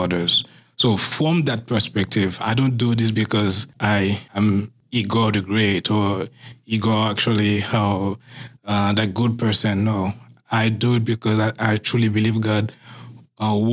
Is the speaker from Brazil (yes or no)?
no; Haiti; moved away as an adult; now in Massachusetts, United States; growing up in Haiti, mm-hmm. I was very, very poor